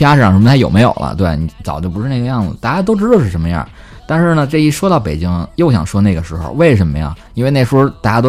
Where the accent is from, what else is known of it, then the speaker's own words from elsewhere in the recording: Beijing, China; accent: Beijing; 其实我觉得已经浅多了。我以前北京口音更重，人家去了外地生活了几年，回来之后口音就变了，对，就不像以前那个。